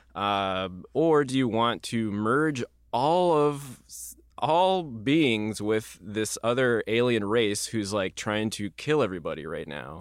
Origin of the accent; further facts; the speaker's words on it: Midwest, United States; we grew up in the Midwest